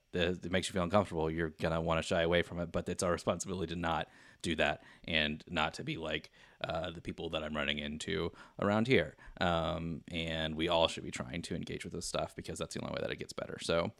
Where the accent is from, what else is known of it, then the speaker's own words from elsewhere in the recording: Midwest, United States; in having come back to my hometown, it's insulated from a lot of what's going on in the world because it's a small town and it's in the Midwest / Southern areas.